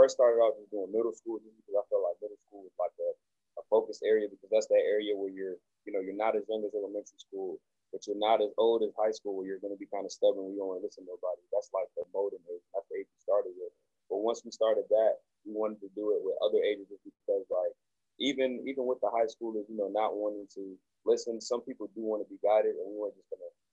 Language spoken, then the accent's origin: English; Greensboro, North Carolina, United States; also born or lived in Togo; I'm originally from Togo, West Africa, but I grew up in Greensboro, North Carolina